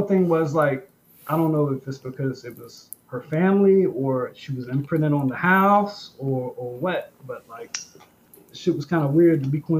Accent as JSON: {"language": "English", "region": "North Carolina", "country": "United States", "said": "I'm from North Carolina. I don't know if you guys know about North Carolina, but it's farmland."}